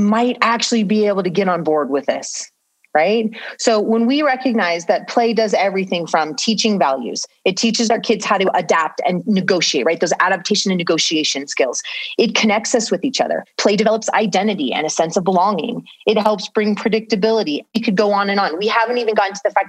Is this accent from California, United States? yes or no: yes; Southern California, United States; I grew up in Southern California.